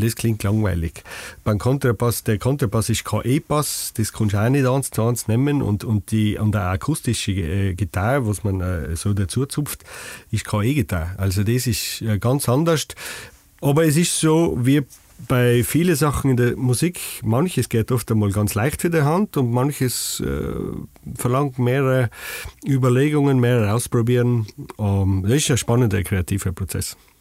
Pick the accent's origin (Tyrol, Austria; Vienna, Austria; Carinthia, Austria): Tyrol, Austria; Stubai Valley; accent: Tyrolean; ich komme aus dem Stuartal, das gehört zu dem Bezirk